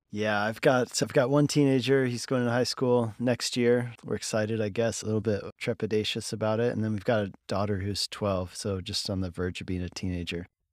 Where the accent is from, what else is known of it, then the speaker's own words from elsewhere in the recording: Colorado, United States; moved away as an adult; Colorado where I grew up